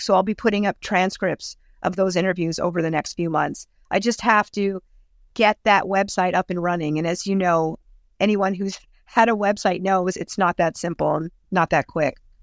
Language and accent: English; Thornhill, Ontario, Canada; I grew up in Thornhill, not too far from Mitch Marner.